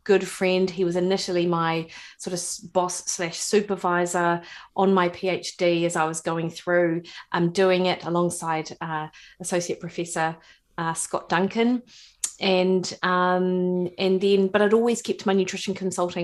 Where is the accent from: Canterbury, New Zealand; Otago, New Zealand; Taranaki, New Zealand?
Otago, New Zealand; Dunedin; accent: rolling R; moved away as an adult; now in Auckland, New Zealand; I grew up in Dunedin, actually. So born and bred, Ravensbourne, West Harbour